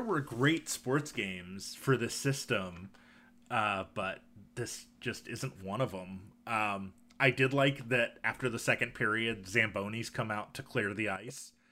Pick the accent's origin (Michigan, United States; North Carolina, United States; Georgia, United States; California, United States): Michigan, United States; I grew up in Michigan, and hockey is definitely a thing there.